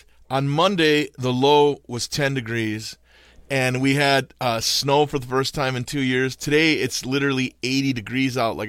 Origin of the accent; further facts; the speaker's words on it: Milwaukee, Wisconsin, United States; now in Stafford, Virginia, United States; I was born and raised in Wisconsin, and my family's there.